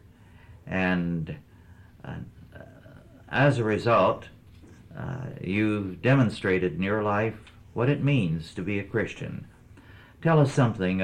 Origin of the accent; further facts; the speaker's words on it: Kingsburg, California, United States; now in Calaveras County, United States; my hometown, Kingsburg, California